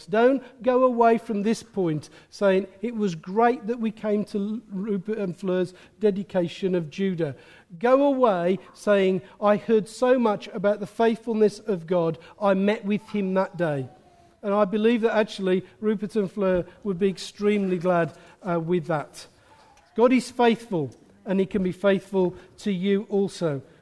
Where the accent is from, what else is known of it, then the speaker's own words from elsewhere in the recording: England, United Kingdom; accent: Midland; My Midland accent's gone.